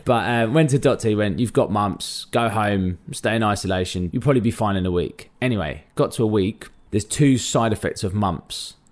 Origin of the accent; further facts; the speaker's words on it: London, United Kingdom; I'm a Londoner through and through, born in and grew up in North London.